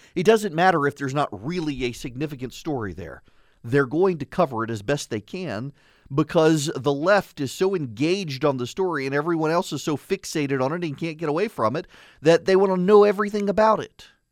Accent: Louisiana, United States; I'm from Louisiana

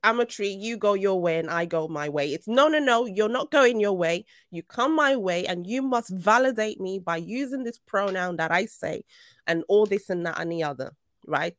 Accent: Nigeria; now in United Kingdom; I'm Nigerian

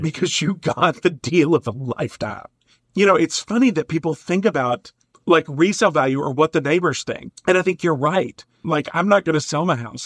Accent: Eastern Kentucky, United States; now in Minnesota, United States; I grew up in Eastern Kentucky, which I think is one of the most beautiful places on the planet.

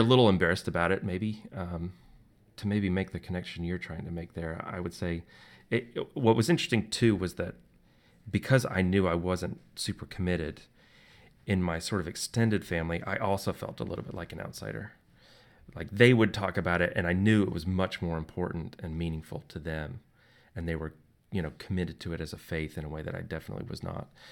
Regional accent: just outside of Nashville, Tennessee, United States; I grew up just outside of Nashville

